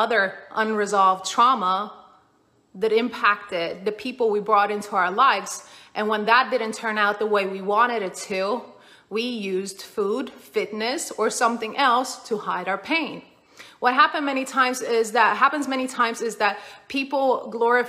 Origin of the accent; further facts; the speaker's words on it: Sweden; I grew up in Sweden.